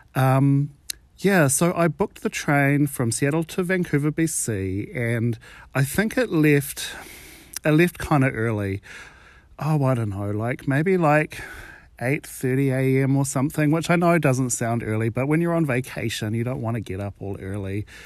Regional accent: New Zealand; I'm from New Zealand

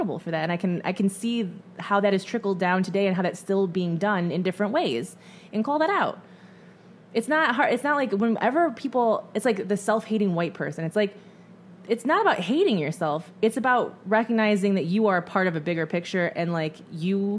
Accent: small town of Michigan, United States; born or raised there; moved away as an adult

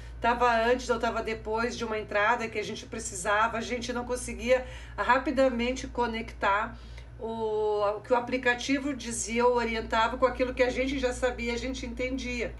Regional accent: Mato Grosso do Sul, Brazil; now in Rio Grande do Sul, Brazil; depois descemos pelo Mato Grosso do Sul, a minha terra natal

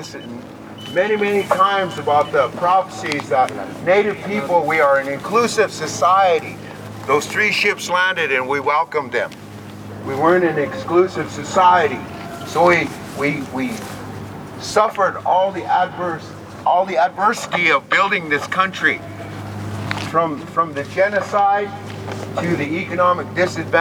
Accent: Fort Peck, Montana, United States; moved away as an adult; now in Standing Rock, United States; I'm from Fort Peck originally. I live in Standing Rock. I've lived there for almost 10 years now

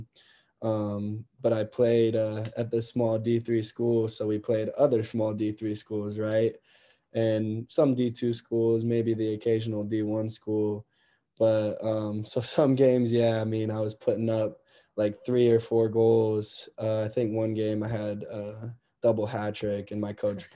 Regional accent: Dayton, Ohio, United States; also born or lived in Akron, Ohio; I grew up, my first 6 years, I grew up in Akron, Ohio. And I played with my other older brother, Jared. He's 2 years older than me, and I played up with him in a candy league until we moved to Dayton when I was around 6 or 7

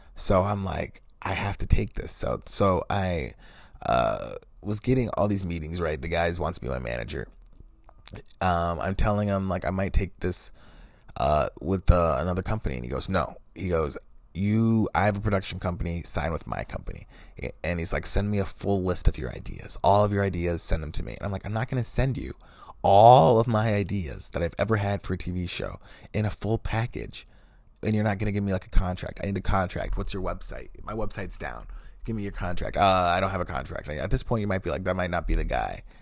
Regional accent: Wisconsin, United States; I'm also from Wisconsin, from this town

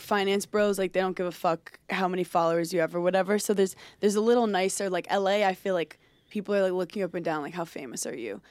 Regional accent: New York City, New York, United States; I grew up in Brooklyn

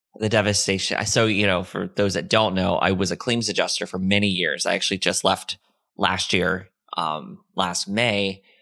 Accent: Florida, United States; moved away; also born or lived in Orlando / Tampa; I lived in Florida when Hurricane Charlie hit. It hit my hometown directly

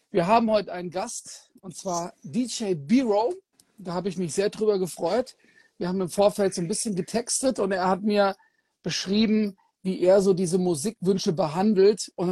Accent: Kassel, Hesse, Germany; immer wenn ich {S1} nach Nordhessen fahre, also nach Kassel in meiner Heimatstadt

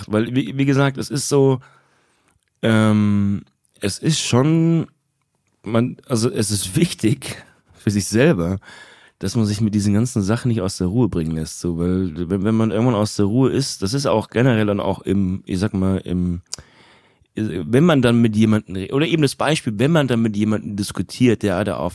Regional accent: Turkey; Und ich meine es nicht als Türke, sondern generell in diesem ganzen okay. Medienraum

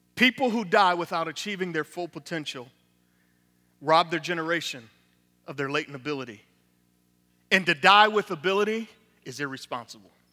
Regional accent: Niagara Falls, New York, United States; now in Tampa, United States; from Tampa, Florida, originally from Niagara Falls, New York

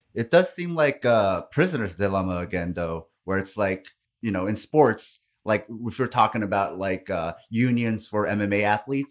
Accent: South Korea; now in United States; I come from Korea

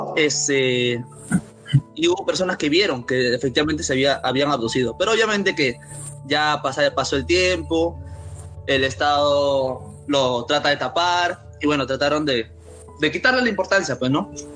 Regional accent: Peru; somos de Perú

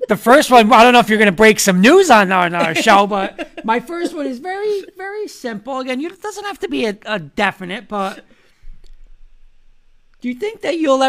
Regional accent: Garfield, New Jersey, United States; I grew up more north in Garfield.

